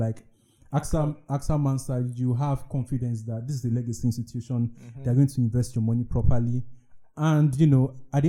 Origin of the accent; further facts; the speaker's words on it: Lagos, Nigeria; young Nigerian men growing up in Lagos